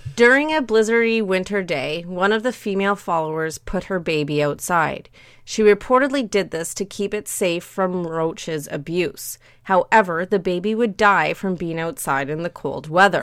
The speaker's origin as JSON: {"language": "English", "country": "Canada", "said": "despite me being Canadian, I speak terrible French"}